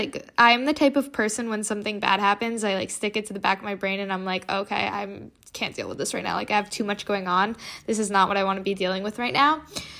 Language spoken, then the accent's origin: English; Connecticut, United States; So what happened was my friend was seeing this therapist and we are from Connecticut, so she was doing coastal Connecticut counseling.